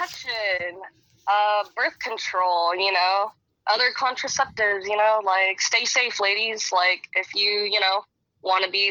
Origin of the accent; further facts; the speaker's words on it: San Francisco, California, United States; moved away as an adult; now in Austin, United States; I'm from San Francisco, California